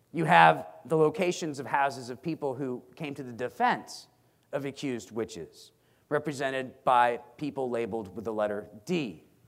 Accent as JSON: {"language": "English", "town": "Stratford", "region": "Connecticut", "country": "United States", "tie": "born or raised there", "said": "My hometown of Stratford, Connecticut"}